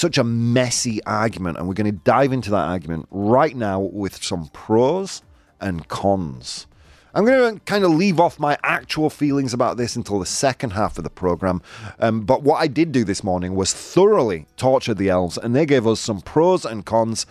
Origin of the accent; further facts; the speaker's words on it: United Kingdom; I'm British